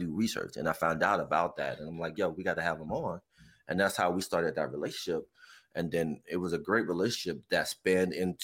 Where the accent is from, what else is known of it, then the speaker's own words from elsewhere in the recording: New Jersey, United States; now in Bethlehem, United States; born and raised in Jersey. I live in PA now. I've been in PA for almost going on 20 years now